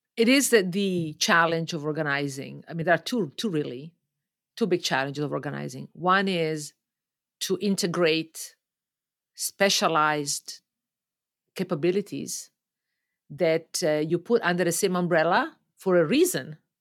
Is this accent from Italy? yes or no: yes; Lake Como, Lombardy, Italy; moved away as an adult; also born or lived in Milan, Italy; now in Toronto, Canada; I grew up in Italy, um, on Lake Como, just north of Milan